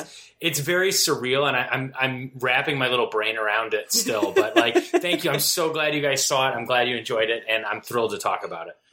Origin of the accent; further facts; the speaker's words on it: Valparaiso, Indiana, United States; moved away as an adult; also born or lived in New York; I grew up in Valparaiso, Indiana, which is a is a college town